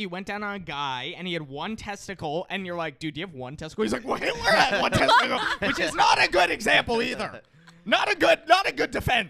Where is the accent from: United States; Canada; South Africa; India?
India; Like, I'm Indian. I could talk shit about Indian people to some extent.